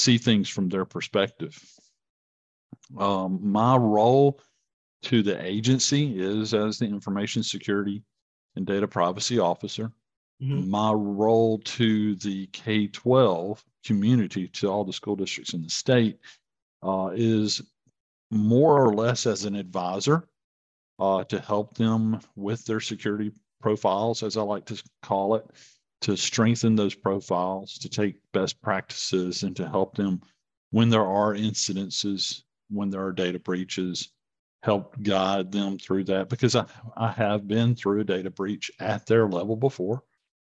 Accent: Vicksburg, Mississippi, United States; my hometown, Vicksburg

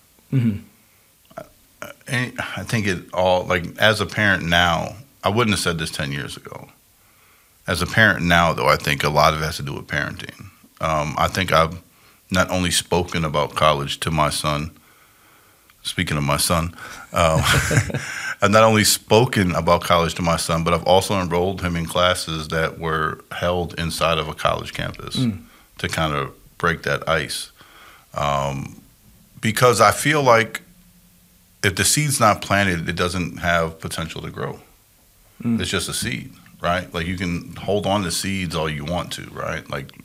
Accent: Chicago, Wisconsin, Midwest, United States; I grew up primarily Chicago, Wisconsin

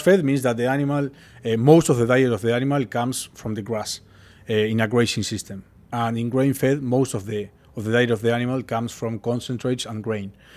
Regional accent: Uruguay; moved away; I'm from Uruguay, uh, I was born and raised

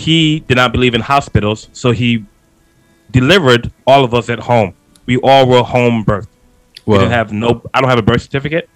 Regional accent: New York City, New York, United States; I'm from Queens, New York. So I talk fast. I'm from the East Coast.

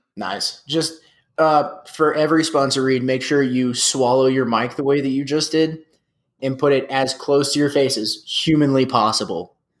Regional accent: San Antonio, Texas, United States; we're from San Antonio

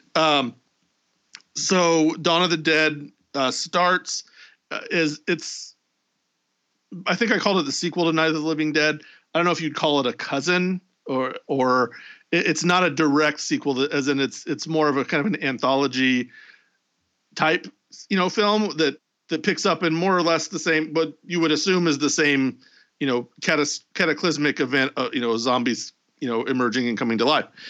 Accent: Indianapolis, Indiana, United States; my hometown of Indianapolis

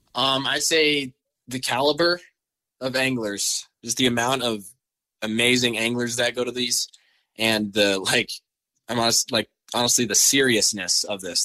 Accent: Laurel, Montana, United States; also born or lived in Billings, Montana; I'm from Laurel, Montana. Um, I've, I've lived here my whole life. Actually, I was born in Billings

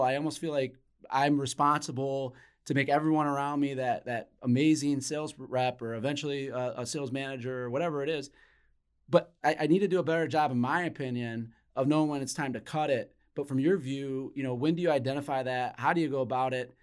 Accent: Flint, Michigan, United States; when I was growing up as a kid in Flint, Michigan

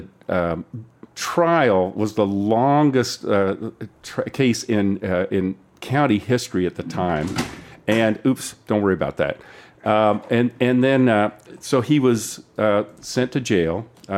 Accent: Central Kansas, United States; I'm from Kansas.

